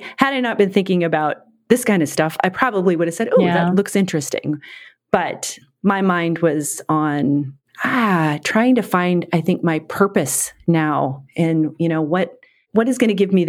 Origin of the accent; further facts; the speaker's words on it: Phoenix, Arizona, United States; now in San Diego, United States; where we grew up in Phoenix, Arizona, is the hottest place, I think, on this entire planet.